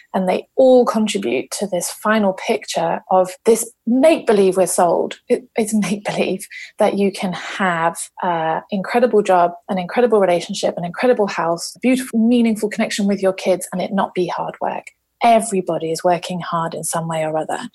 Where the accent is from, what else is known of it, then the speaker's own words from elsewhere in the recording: London, United Kingdom; moved away as an adult; now in Issaquah, United States; I'm a South Londoner and I currently live in Issaquah on the beautiful west coast of North America